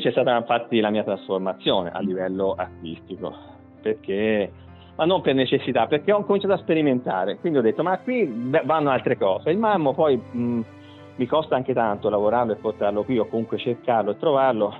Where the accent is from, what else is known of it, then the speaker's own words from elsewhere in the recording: Tuscany, Italy; also born or lived in Viareggio; noi come toscani, italiani